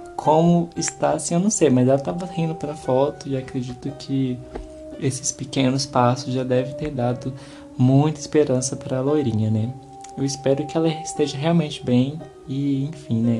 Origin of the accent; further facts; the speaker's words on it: Brazil; a gente que é brasileiro